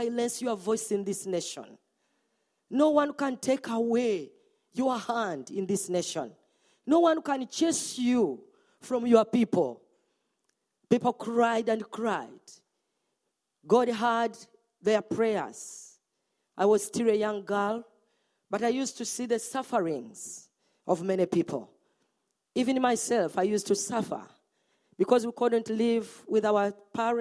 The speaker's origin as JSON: {"language": "English", "country": "Uganda", "said": "I'm from Uganda."}